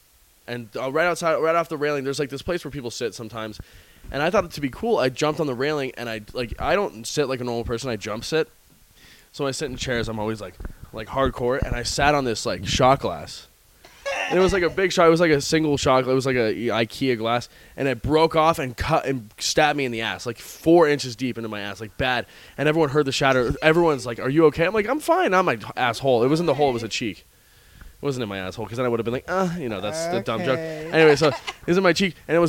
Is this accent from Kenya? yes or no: no; Ireland; I am Irish, though.